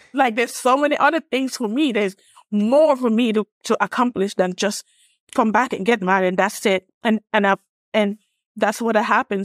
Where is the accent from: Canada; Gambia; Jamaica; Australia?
Gambia; moved away as an adult; also born or lived in Illinois / Atlanta, Georgia; now in United States; I'm from West Africa, a small country called the Gambia, West Coast